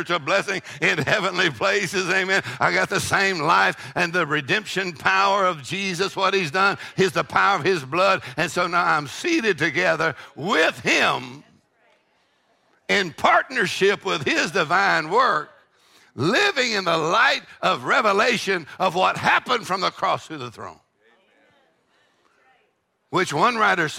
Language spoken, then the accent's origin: English; Texas, United States; I'm from Texas. We eat jalapenos